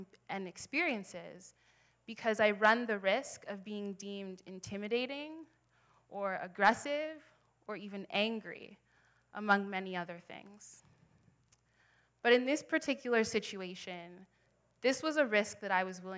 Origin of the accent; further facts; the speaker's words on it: Ottawa, Ontario, Canada; also born or lived in Halifax, Canada; now in Toronto, Canada; I was born in Halifax. I grew up in Ottawa, and now I live here in Toronto.